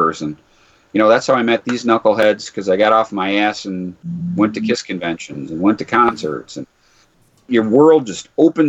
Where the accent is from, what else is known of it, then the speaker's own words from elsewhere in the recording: Detroit, Michigan, United States; That's where I'm from, by the way.